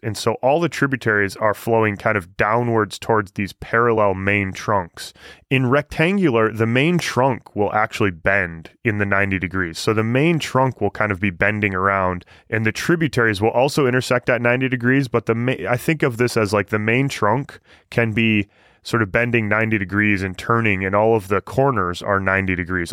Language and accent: English; Michigan, United States; moved away; I'm from Michigan.